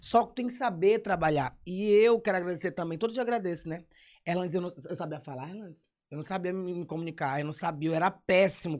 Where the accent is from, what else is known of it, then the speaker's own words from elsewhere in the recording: São Luís, Maranhão, Brazil; Sou de São Luís, nascido e criado no São Cristóvão